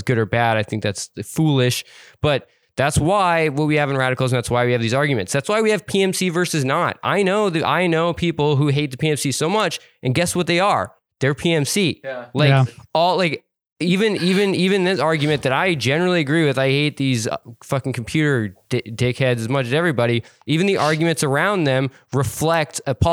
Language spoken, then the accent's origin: English; Montana, United States; I grew up poor in a small town in Montana